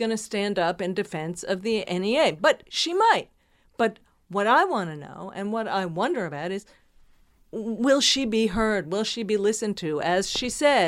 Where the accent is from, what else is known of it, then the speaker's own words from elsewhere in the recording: New Jersey, United States; I was from New Jersey. And in my little town, my mother disapproved.